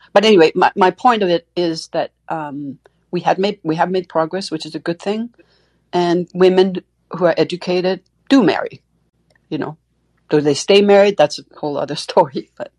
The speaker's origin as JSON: {"language": "English", "country": "Denmark", "said": "I'm from Denmark originally."}